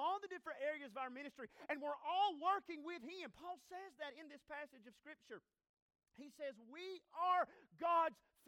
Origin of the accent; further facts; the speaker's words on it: North Carolina, United States; I'm from North Carolina